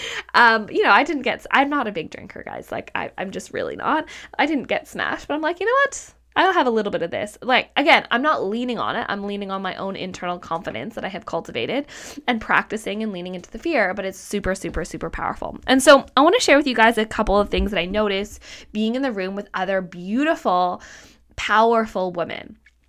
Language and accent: English; Canada; also born or lived in Australia; I'm like, I am like from Canada. I live in a city and I used to live in Australia.